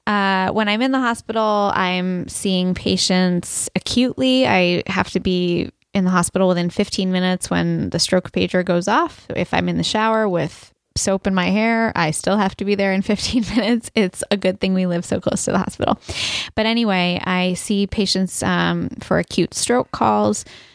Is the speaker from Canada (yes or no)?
no; Boston, Massachusetts, United States; also born or lived in Ohio; I'm from Ohio, technically, but really Boston.